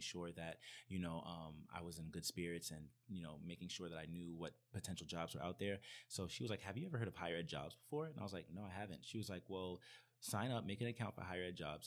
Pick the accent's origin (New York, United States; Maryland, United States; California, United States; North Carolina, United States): New York, United States; New York City; I'm originally from New York.